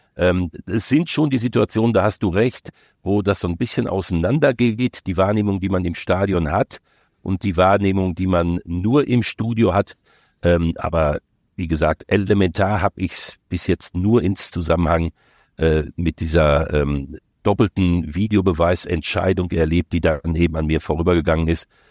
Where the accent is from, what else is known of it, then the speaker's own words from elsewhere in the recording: near Dortmund, North Rhine-Westphalia, Germany; Ich bin ja groß geworden in der Nähe von Dortmund